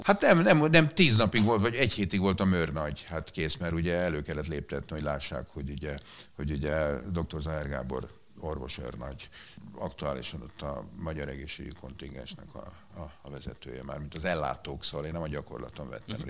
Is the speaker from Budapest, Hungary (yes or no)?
yes; Budapest, Hungary; én itt nőttem föl nem messze innen, itt a, ugye most itt vagyunk a Vörösmarty téren, a Ferenciek terén